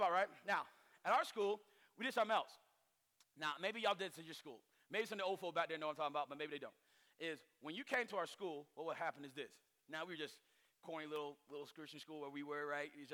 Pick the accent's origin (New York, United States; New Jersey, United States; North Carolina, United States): North Carolina, United States; us weirdos in North Carolina